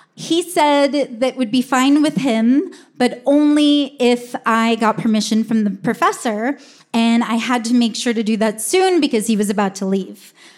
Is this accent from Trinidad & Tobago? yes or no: no; Humboldt County, California, United States; Growing up in Humboldt County